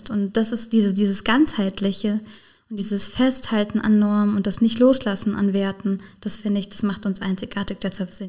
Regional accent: Rhineland-Palatinate, Germany; natürlich sagen, als Pfälzer Abgeordnete.

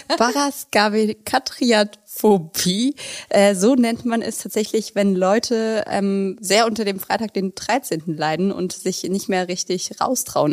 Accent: Stromberg, Germany; now in Berlin, Germany; In Stromberge, wo ich herkomme

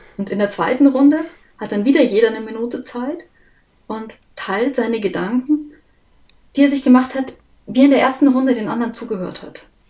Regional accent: Munich, Bavaria, Germany; ich bin aus München

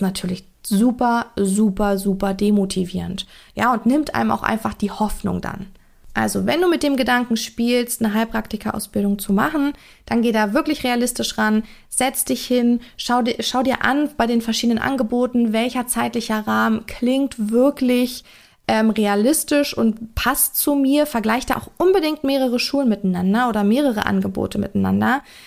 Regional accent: Germany; bei uns in Deutschland hier

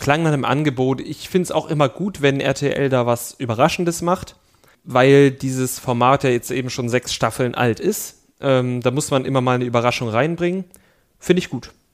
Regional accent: East Germany, Germany; ich komme aus dem Osten

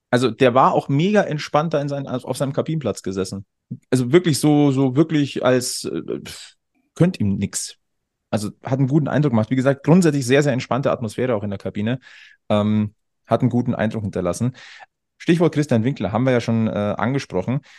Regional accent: Munich, Bavaria, Germany; born there; Ich bin ein geborener Münchner.

